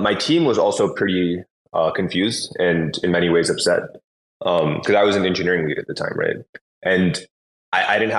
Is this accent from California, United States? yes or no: yes; San Francisco Bay Area, California, United States; also born or lived in Los Angeles; I grew up in the San Francisco Bay Area, so in Silicon Valley